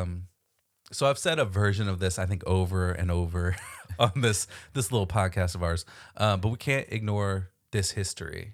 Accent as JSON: {"language": "English", "region": "Florida", "country": "United States", "tie": "born or raised there", "moved": "as an adult", "lives_now": "Washington, D.C. area, United States", "said": "my whole education up till grad school happened in Florida"}